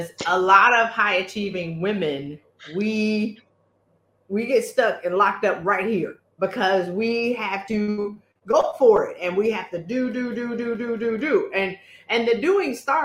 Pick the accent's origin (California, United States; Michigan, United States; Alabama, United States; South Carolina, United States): South Carolina, United States; moved away; I was in my hometown in South Carolina